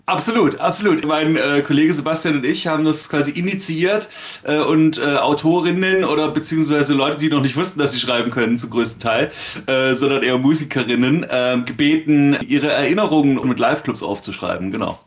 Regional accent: Stuttgart, Baden-Württemberg, Germany; ich als äh, gebürtiger Stuttgarter

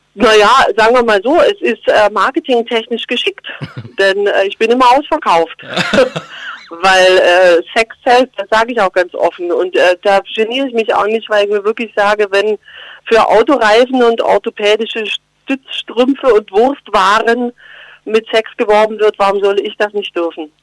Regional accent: Geislingen an der Steige, Baden-Württemberg, Germany; accent: Swabian; moved away; also born or lived in Berlin; bei uns schätzt man Schwäbisch, klar, natürlich, in Geislingen an der Steige und da schäme ich mich auch nicht. Also das, ich, ich schätze eigentlich gern im Dialekt

